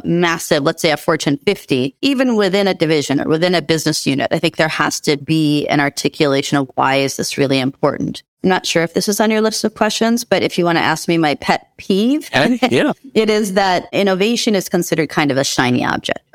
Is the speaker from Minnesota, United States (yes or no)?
yes; Minneapolis, Minnesota, United States; I grew up in the Twin Cities, Minneapolis, Minnesota in the U.S.